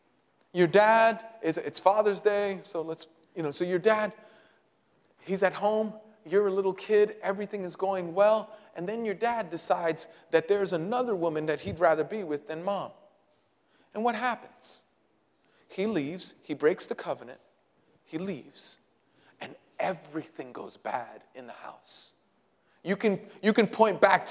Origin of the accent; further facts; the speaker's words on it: Puerto Rico; I'm Puerto Rican